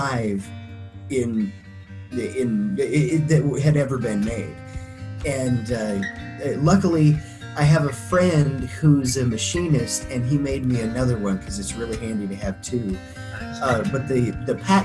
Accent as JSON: {"language": "English", "town": "Craig", "region": "Colorado", "country": "United States", "tie": "born or raised there", "moved": "yes", "said": "the town I grew up in, Craig in Colorado, it's small enough"}